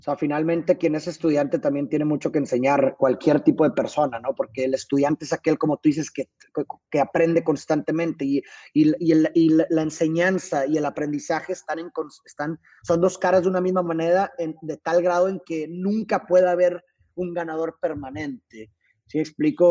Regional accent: Mexico; yo soy de México

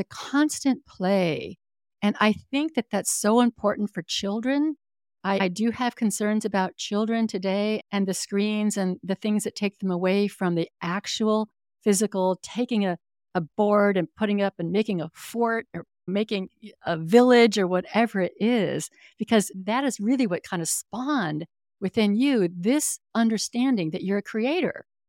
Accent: Northern California, United States; I grew up in Northern California, and I spent ninety percent of my childhood outdoors.

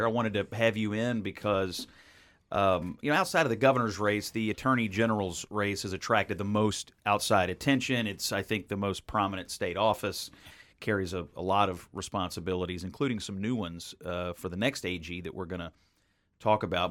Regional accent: Western Kentucky, United States; I grew up in Western Kentucky

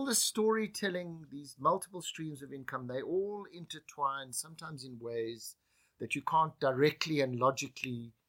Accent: South Africa; moved away as an adult; also born or lived in Japan / New York; In leaving South Africa, it defined me as a South African.

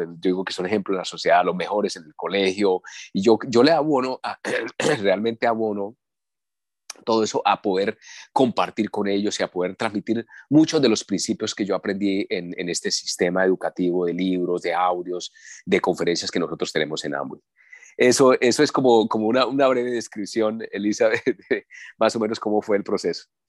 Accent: Colombia; Aquí en mi país es un país petrolero

